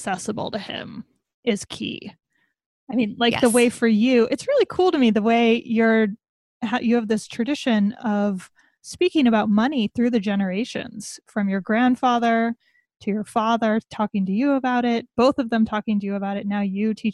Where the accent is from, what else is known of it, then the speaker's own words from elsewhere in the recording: United States; moved away as an adult; also born or lived in Iowa / Wyoming; I'm a kid from Iowa and Wyoming. I had never been anywhere until I was 18